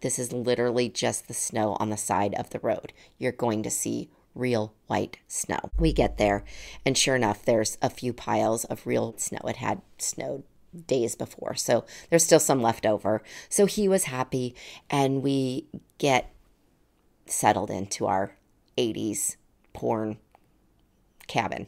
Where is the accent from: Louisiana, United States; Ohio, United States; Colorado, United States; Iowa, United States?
Colorado, United States; Colorado Springs; moved away; I, I grew up in Colorado Springs.